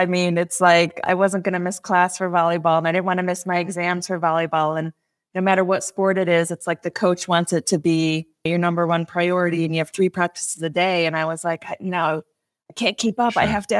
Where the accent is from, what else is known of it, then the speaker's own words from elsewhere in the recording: New York, United States; the Finger Lakes areas where I grew up.